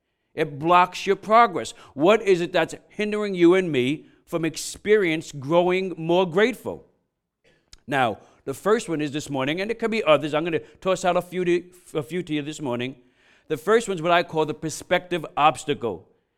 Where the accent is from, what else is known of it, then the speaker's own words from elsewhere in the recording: New York, United States; And then I remember growing up in New York and being on the Brooklyn-Queens Expressway.